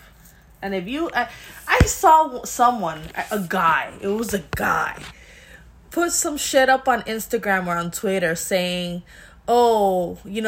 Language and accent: English; Miami, Florida, United States; accent: Miami; It's my Miami accent.